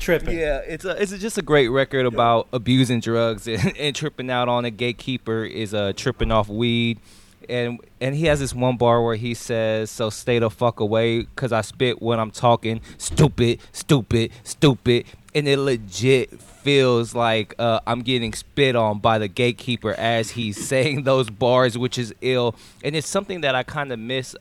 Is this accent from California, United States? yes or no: yes; California, United States; I'm from the West Coast. I'm from Cali